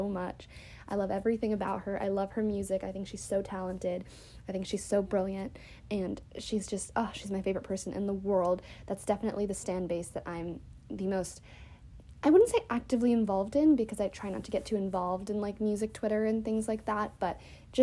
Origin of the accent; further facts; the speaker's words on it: United States; being an American